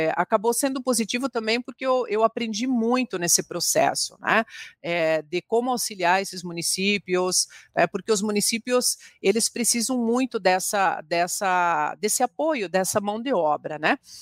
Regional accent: Francisco Beltrão, Paraná, Brazil; moved away as an adult; now in Curitiba, Brazil; eu sou de Francisco Beltrão, né? Meus pais são gaúchos

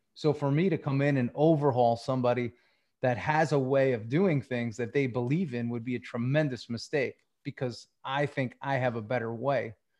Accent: Long Island, New York, United States; moved away as an adult; also born or lived in Tampa; I grew up on Long Island.

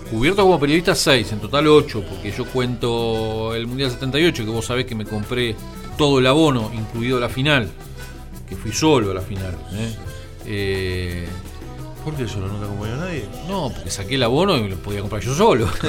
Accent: Argentina; A Inglaterra mi vieja y yo, siendo argentinos, no pudimos ir, y mi viejo con el pasaporte italiano

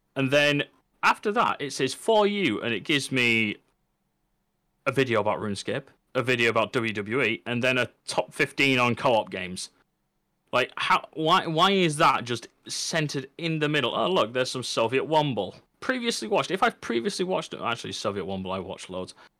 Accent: England, United Kingdom; I can say I'm from the United Kingdom, I can say I'm British, and I can say I'm English, but the one which matters to me is English

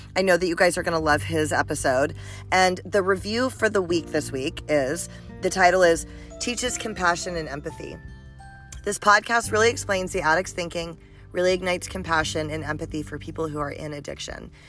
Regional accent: Georgia, United States; I'm from Georgia.

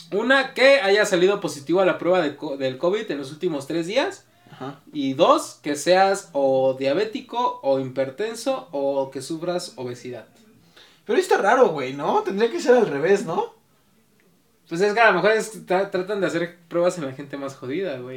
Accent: Mexico City, Mexico; nosotros somos de la Ciudad de México

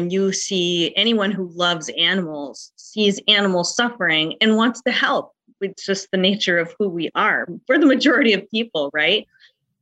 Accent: North Dakota, United States; I'm an author from the United States, specifically North Dakota, in the cold portion of the United States

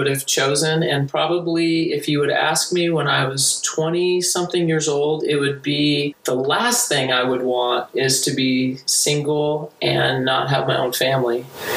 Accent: Duncanville, Texas, United States; now in Provo, United States; I'm from Duncanville, Texas. It's a suburb of Dallas

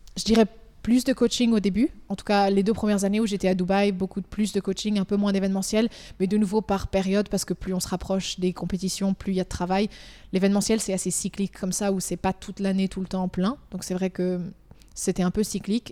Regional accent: Valais, Switzerland; moved away as an adult; also born or lived in Lausanne; now in United Arab Emirates; je viens du Valais, de Montaix. J'ai grandi ici, j'ai fait toute mon école ici

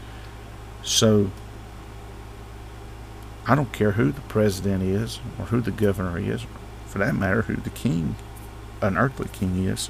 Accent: United States; As an American

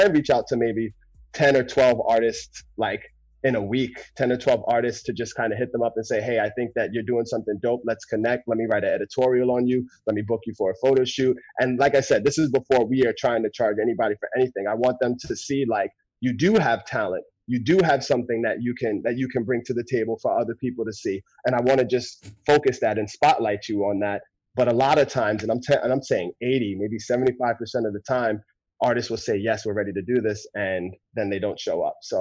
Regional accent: Jersey City, New Jersey, United States; now in Seattle, United States; I'm originally from Jersey City, New Jersey. I live in Seattle now.

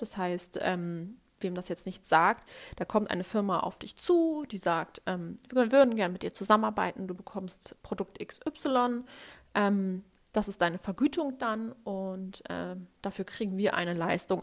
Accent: Hamburg, Germany; Ich bin Hamburgerin und ich liebe Hamburg

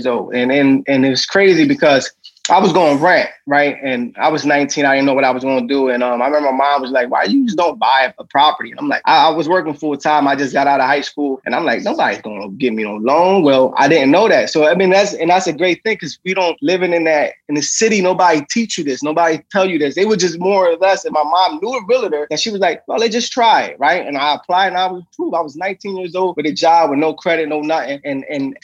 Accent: Camden, New Jersey, United States; I am from Camden, New Jersey. It's a city in New Jersey.

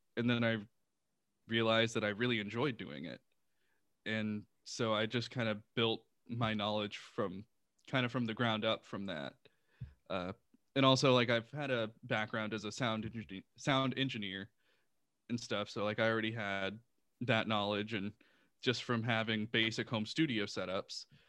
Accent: Houston, Texas, United States; moved away; I'm originally from Houston, Texas. Uh, so I lived in Houston

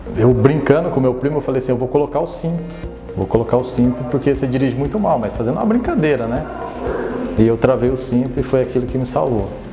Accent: Iretama, Paraná, Brazil; moved away as an adult; now in Osvaldo Cruz, Brazil; sou natural de Iretama, no Paraná. Faz seis anos que eu moro em Oswaldo Cruz

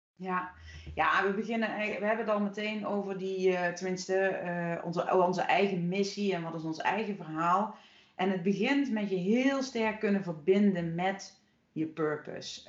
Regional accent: Horst, Limburg, Netherlands; in dat dorp hier eh, in Horst, waar ik nu weer woon, waar ik ben opgegroeid

